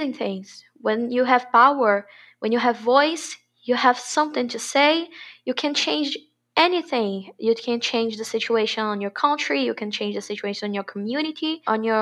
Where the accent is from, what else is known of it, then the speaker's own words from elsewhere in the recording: Santo Amaro, Bahia, Brazil; now in Salvador, Brazil; I'm from Santo Amaro